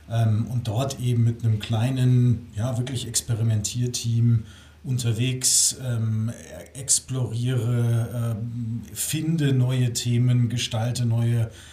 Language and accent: German; Hamburg, Germany; moved away as an adult; damals mein Leben von Nord nach Süd umgekrempelt. Ähm, bin aus Hamburg